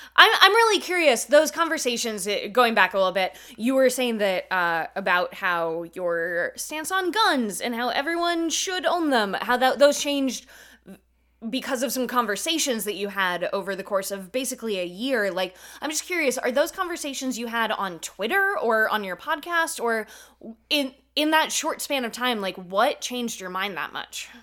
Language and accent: English; California, United States; growing up in California, like these weren't the people that, you know, I grew up around